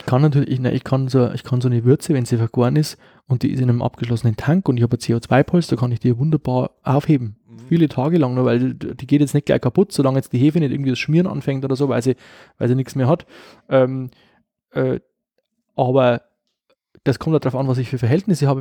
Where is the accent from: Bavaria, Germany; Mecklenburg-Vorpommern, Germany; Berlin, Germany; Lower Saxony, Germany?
Bavaria, Germany; Upper Palatinate; bei uns in der Oberpfalz, sagt man, Schredel